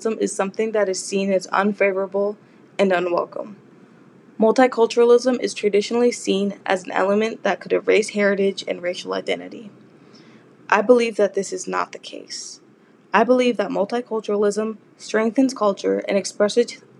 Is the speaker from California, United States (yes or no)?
yes; Los Angeles, California, United States; moved away as an adult; now in San Jose, United States; I was born and raised in Los Angeles, California